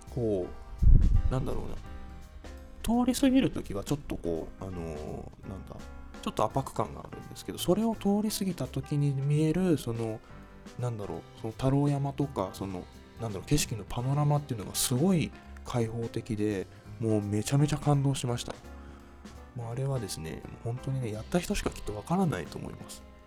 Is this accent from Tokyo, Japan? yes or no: no; Ueda, Nagano, Japan; 私は上田に生まれて上田でずっと育ってきてっていう人